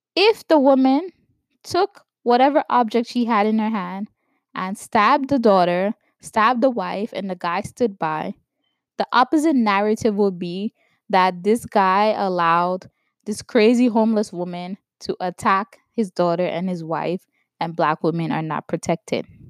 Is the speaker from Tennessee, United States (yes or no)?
no; New York, United States; growing up in New York